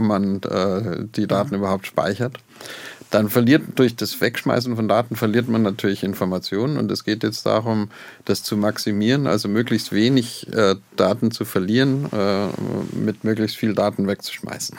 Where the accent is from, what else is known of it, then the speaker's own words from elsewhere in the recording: Oberammergau, Bavaria, Germany; moved away; also born or lived in Garching; ich bin in Oberammergau geboren